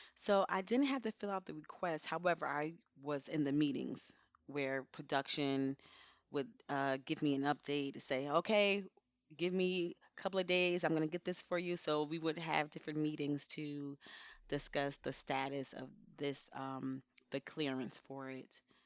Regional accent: Elizabeth, New Jersey, United States; I'm from Elizabeth, New Jersey

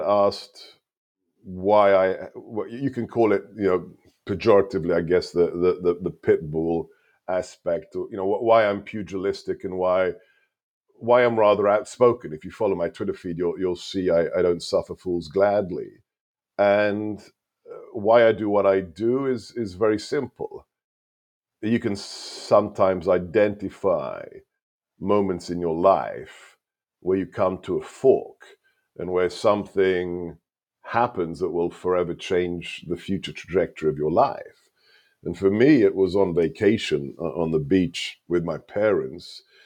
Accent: United Kingdom; first language Hungarian; English is a second language; moved away as an adult; also born or lived in Hungary; now in United States; I was born and raised there

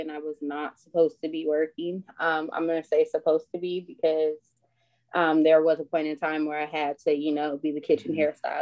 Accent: Oxnard, California, United States; also born or lived in Bay Area; now in Ventura County, United States; I'm from Oxnard, born and raised

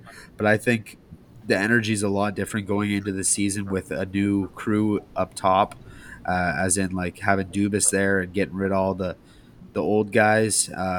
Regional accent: Canada; obviously I'm from Canada

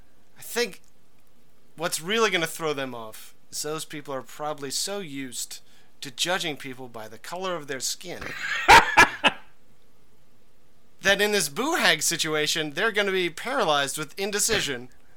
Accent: Stamford, Connecticut, United States; Well, I am from Stanford, the home of the WWE.

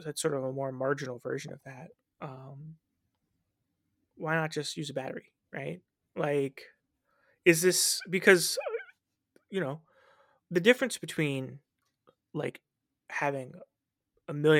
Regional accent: United States; as an American

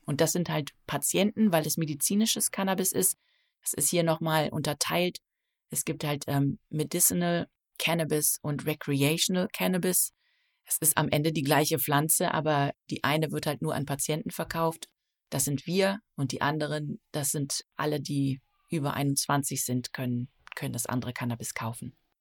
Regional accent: Nettetal, North Rhine-Westphalia, Germany; moved away as an adult; also born or lived in New Zealand; now in Maine, United States; Ich komme aus einem kleinen Ort namens Nettetal an der niederländischen Grenze.

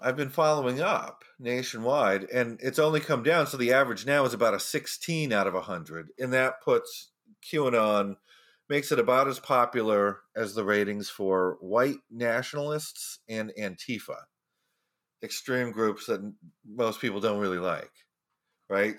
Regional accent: Florida, United States; in Florida, my home state

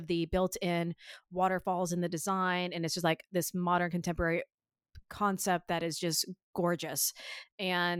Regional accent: Ohio, United States; I am a native Ohioan

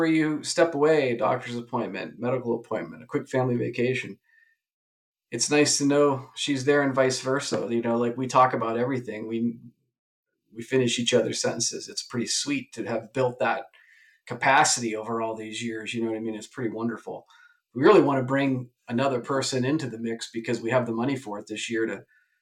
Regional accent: Podunk, Ohio, United States; moved away as an adult; now in Las Vegas, United States; I grew up in Podunk, Ohio

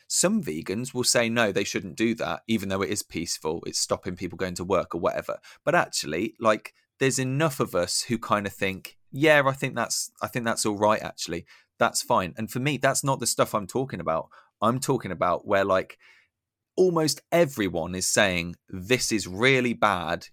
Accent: United Kingdom; I'm embarrassed to be British

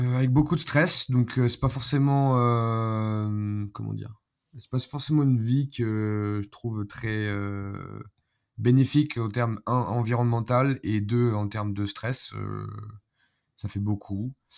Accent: France; moved away as an adult; now in Belgrade, Serbia; pour nous en tant que Français

